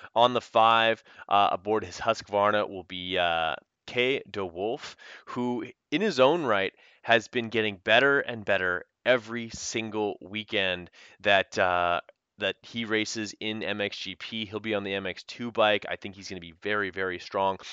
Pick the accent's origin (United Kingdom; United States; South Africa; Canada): Canada; the French connection of being Canadian